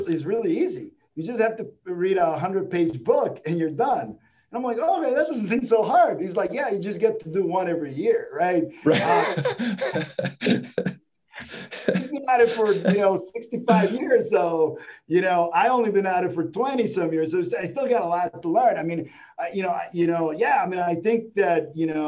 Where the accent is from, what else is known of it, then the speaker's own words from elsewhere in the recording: Mexico; in the 80s growing up in Mexico